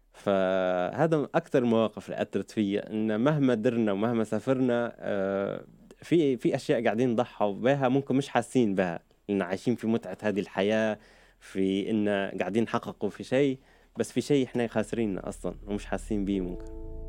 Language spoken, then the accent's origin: Arabic; Libya; accent: Libyan; moved away as an adult; also born or lived in Virginia, United States / Lebanon / Turkey / United Kingdom; now in Dubai, United Arab Emirates; أنا خلقت بأمريكا بفرجينيا آه، بس أهلي عاشوا 17 سنة في أمريكا لما أنا خلقت بعد سنتين آه، قرروا أن يرجعوا على ليبيا عشت في ليبيا طفولتي